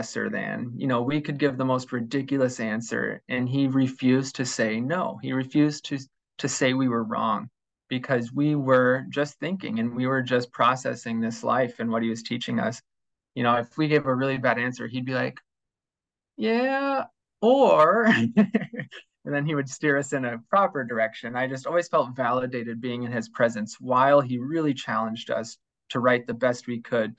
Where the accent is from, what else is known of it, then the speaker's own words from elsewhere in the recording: Dyersville, Iowa, United States; I grew up in Dyersville